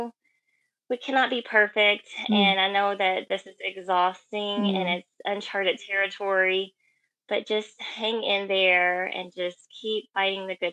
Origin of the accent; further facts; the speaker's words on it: Kentucky, United States; moved away as an adult; also born or lived in Louisville, Kentucky; now in Redmond, United States; I'm from Kentucky